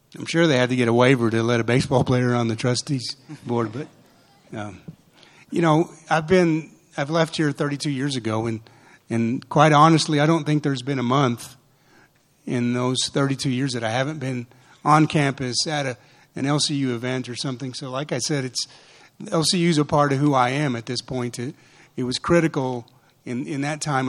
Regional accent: Portales, New Mexico, United States; The way we were raised in New Mexico

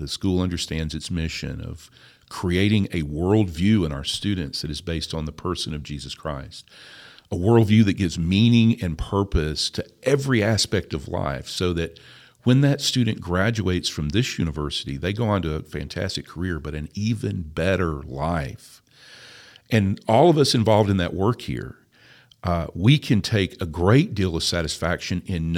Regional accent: Tennessee, United States; I am a hillbilly from Tennessee. My family has operated the same farm for 190 years.

